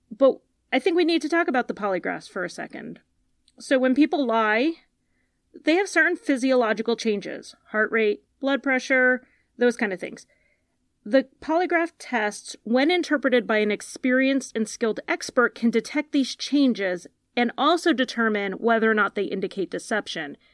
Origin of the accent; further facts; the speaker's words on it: Connecticut, United States; I'm from Connecticut